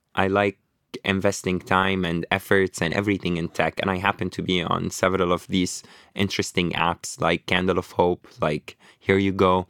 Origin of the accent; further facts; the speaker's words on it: Beirut, Beirut Governorate, Lebanon; moved away; also born or lived in Toronto, Canada / New York, United States; I was born in Lebanon, in Beirut, in, uh, Burj Al Barajni. I grew up in Burj Al Barajni camp, emigrated to Canada